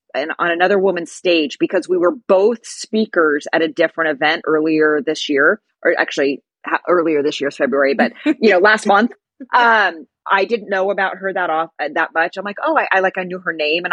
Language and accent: English; California, United States; I'm from the US, I'm from California